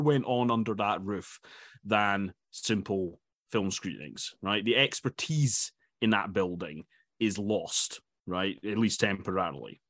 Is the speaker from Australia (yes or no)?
no; Dundee, Scotland, United Kingdom; I'm from Dundee, and I was reading, uh, an article in The Courier, um, which is the local, local paper there